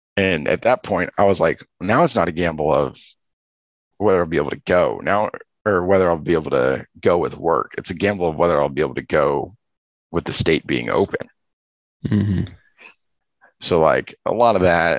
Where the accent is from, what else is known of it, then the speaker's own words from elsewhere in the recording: Los Angeles, California, United States; I grew up in Los Angeles